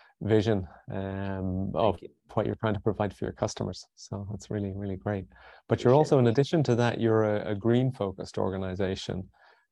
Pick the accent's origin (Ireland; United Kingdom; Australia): Ireland; now in Florida, United States; I'm Irish